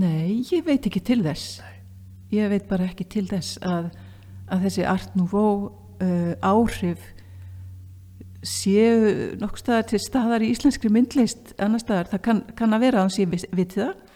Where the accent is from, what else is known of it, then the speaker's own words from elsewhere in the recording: Akureyri, Northeastern Region, Iceland; ég var frá Akureyri